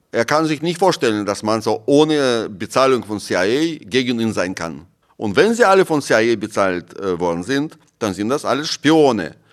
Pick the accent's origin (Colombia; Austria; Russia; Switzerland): Russia; Moscow; Ich habe in einer VR-Brille bei Google Maps eingegeben meine Straße in Moskau, wo ich aufgewachsen bin und mein Haus.